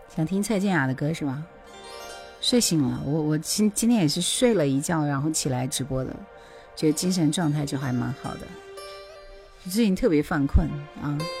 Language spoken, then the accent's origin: Chinese; Taihu, Hubei, China; 我就是太湖人